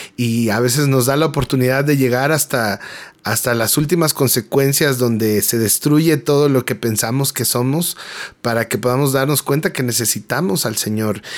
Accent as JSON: {"language": "Spanish", "region": "Mexico City", "country": "Mexico", "tie": "born or raised there", "said": "soy mexicano, nacido en la Ciudad de México"}